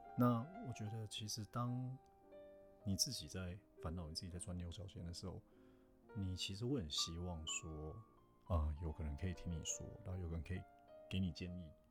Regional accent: Taiwan; first language Chinese; 比如说台湾人嘛，台湾人彼此传讯息，因为母，母语都是中文

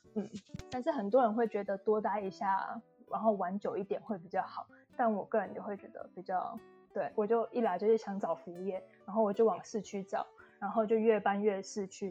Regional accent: Yunlin County, Taiwan; moved away as an adult; also born or lived in Taipei, Taiwan / Brisbane, Australia; now in Tasmania, Australia; 因为我是云林人嘛，然后就是后面就是我到台北去念书，其实也待了就是六年了

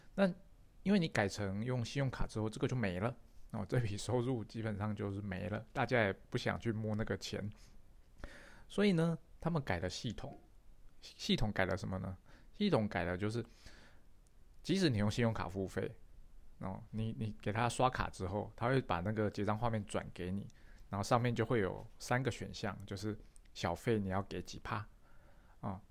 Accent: Taiwan; 我是台湾的

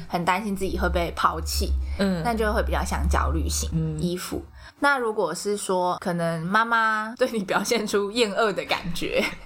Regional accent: Taiwan; 我们台湾人

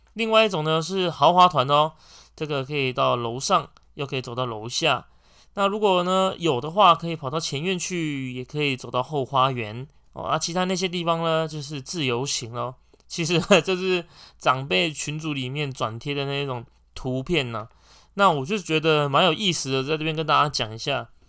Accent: Taiwan; 我们台湾人

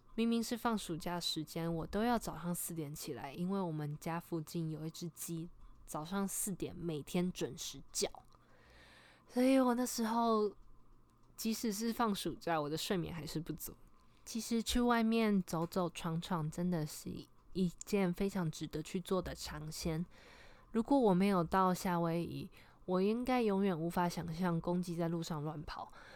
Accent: Taiwan; moved away as an adult; now in Hawaii, United States; 我从小在台湾长大

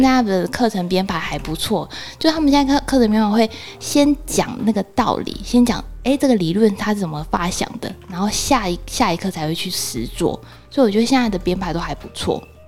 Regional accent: Taiwan; 身为台湾人

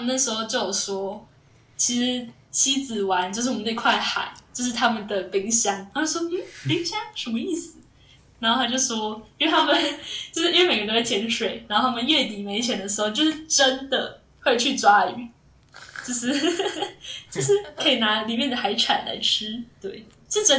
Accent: Taichung, Taiwan; 我记得当端午节的时候，他们都会问我们台中人说

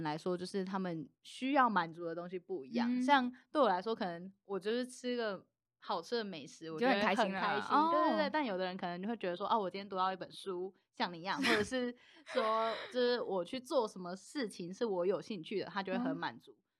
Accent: Changhua County, Taiwan; 我是彰化人。

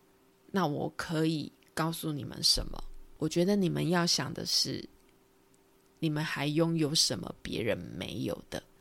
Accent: Taiwan; accent: Taiwanese Mandarin; 我是不是又台湾国语了？

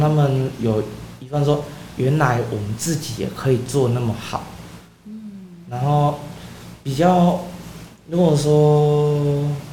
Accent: Gaoshu, Pingtung County, Taiwan; 我带着我的同学来认识我的家乡

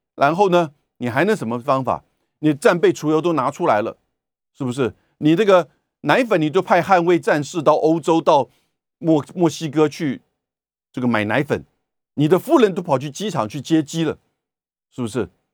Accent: Taiwan; 美国人的消费习惯跟我们台湾的不一样的

